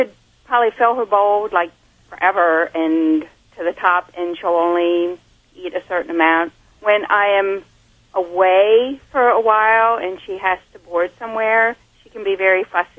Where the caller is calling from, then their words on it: Reading, Pennsylvania, United States; I'm calling from Reading, Pennsylvania.